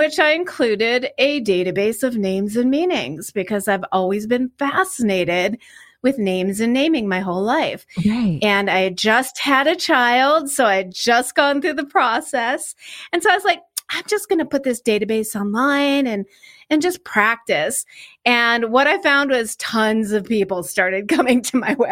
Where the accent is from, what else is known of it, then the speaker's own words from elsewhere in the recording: Chicago, Illinois, United States; I grew up in the Chicago area